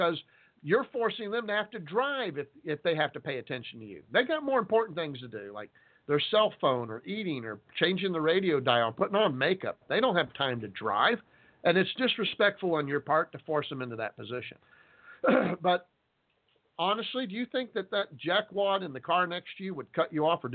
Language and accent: English; Texas, United States; I'm a Texan